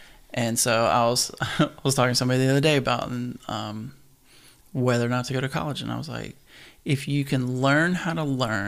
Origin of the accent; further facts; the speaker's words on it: Kentucky, United States; moved away as an adult; now in Nashville, United States; Based out of Nashville, obviously. That's where we met and go way back. And, from Kentucky originally.